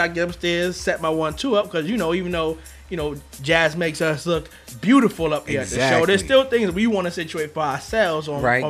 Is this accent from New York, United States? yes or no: yes; New York, United States; we're from New York. We know how to drive and navigate through these streets.